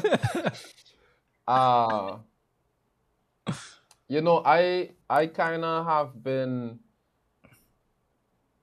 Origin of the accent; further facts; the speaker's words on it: Trinidad & Tobago; moved away; born and bred in Trinidad and Tobago